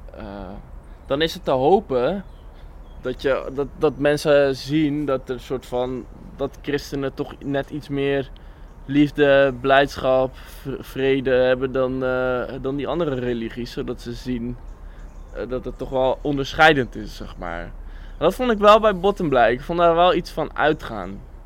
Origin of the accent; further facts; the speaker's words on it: Bible Belt, Netherlands; ik ben ook opgegroeid in de Bijbelbelt